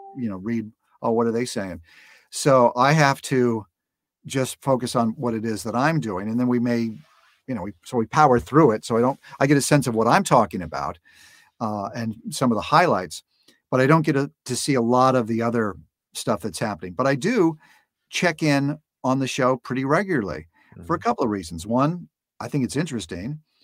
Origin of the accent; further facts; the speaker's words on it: Los Angeles, California, United States; grew up in Los Angeles. So it's, it's, it's, it's my home.